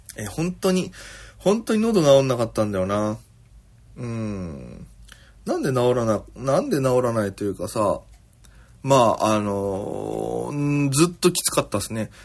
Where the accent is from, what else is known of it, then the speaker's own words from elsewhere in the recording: Okinawa, Japan; now in Tokyo, Japan; 私県出身で現在東京でフリーのピン芸人として活動しております